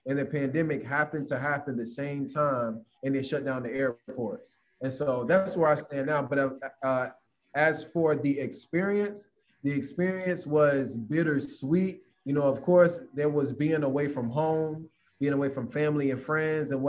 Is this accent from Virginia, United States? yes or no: yes; Virginia Beach, Virginia, United States; also born or lived in Kuwait; I'm originally from Virginia Beach, Virginia. That's where I went to school, graduated from